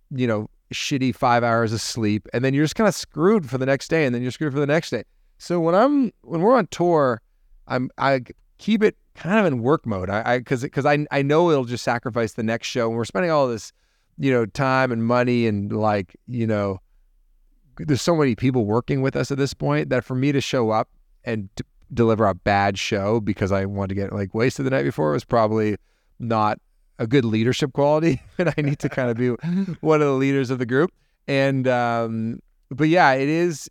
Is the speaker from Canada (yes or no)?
yes; Toronto, Ontario, Canada; also born or lived in Hamilton; growing up, I grew up in Toronto